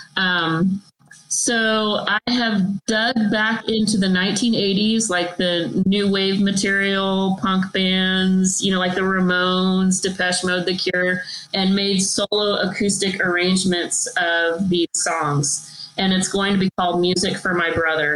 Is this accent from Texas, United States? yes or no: yes; Texas, United States; I'm from Texas